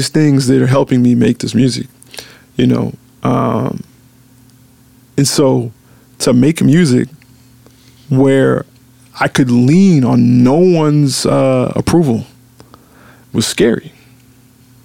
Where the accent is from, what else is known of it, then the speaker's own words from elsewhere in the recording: Memphis, Tennessee, United States; I'm from Memphis